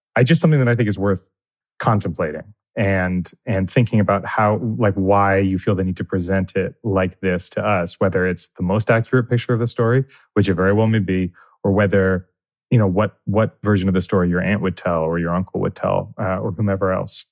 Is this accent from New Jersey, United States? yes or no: yes; New Jersey, United States; now in New York, United States; I grew up in New Jersey